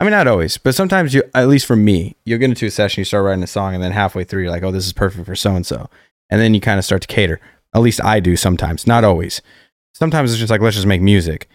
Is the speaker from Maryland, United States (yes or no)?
no; Colorado Springs, Colorado, United States; moved away as an adult; now in Nashville, United States; growing up in Colorado Springs